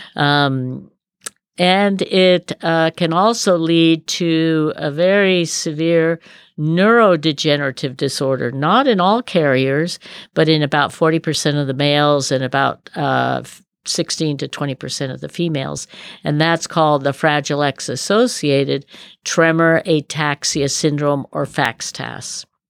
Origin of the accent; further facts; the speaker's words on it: Berkeley, California, United States; also born or lived in Colorado / Davis, California; I was raised in Berkeley